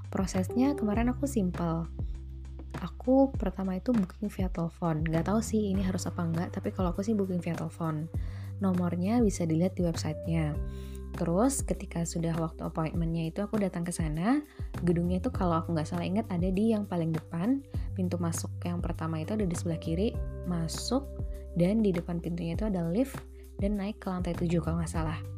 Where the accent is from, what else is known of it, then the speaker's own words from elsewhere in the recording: Bekasi, West Java, Indonesia; moved away as an adult; now in Glasgow, United Kingdom; Oke, jadi gimana sih perjalanan aku dari Bekasi di Indonesia sampai ke Glasgow di Skotlandia ini?